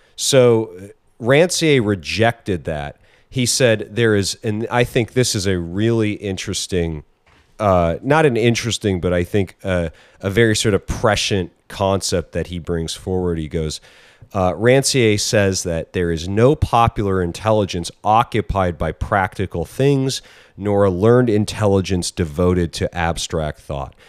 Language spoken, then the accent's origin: English; United States; I'm American